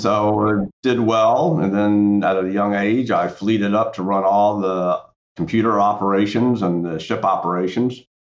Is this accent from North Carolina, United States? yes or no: yes; Central North Carolina, United States; I grew up in Central North Carolina